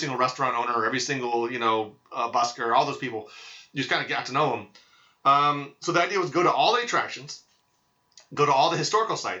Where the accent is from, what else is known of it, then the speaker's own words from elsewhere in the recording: Maryland, Virginia, Mid-Atlantic, United States; moved away as an adult; now in New England, United States; We're from Maryland, Virginia